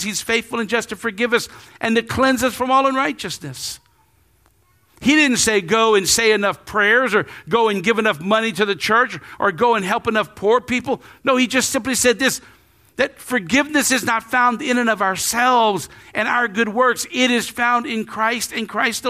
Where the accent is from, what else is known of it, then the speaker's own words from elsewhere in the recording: Lafayette, United States; I grew up right here in Lafayette